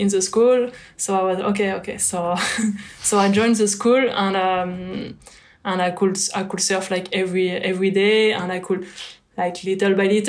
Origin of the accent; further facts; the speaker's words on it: near Bordeaux, Nouvelle-Aquitaine, France; English is a second language; also born or lived in Lacanau; I was still close to Bordeaux, so I just could surf during weekends and holiday